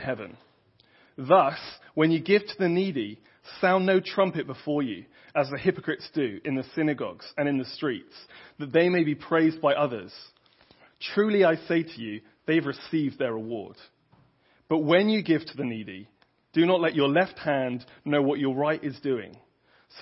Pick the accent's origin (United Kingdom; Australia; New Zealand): United Kingdom; England; moved away; I'm obviously English